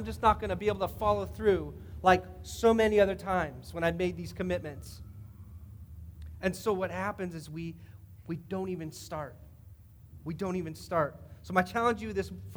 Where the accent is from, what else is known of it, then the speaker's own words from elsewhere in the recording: Indiana, United States; I've grown up in Indiana where we play basketball, and we had just an amazing time growing up in the Hoosier State